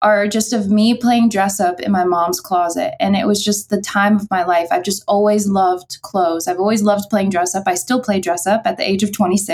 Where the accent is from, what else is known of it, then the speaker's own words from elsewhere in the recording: Southern Illinois, United States; now in Kansas City, United States; from Southern Illinois, right across the river, like 20 minutes from St. Louis